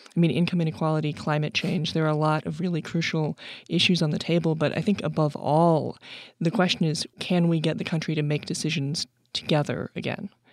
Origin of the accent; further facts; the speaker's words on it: Sacramento, California, United States; also born or lived in New York City; I moved to Sacramento, California, which is my real hometown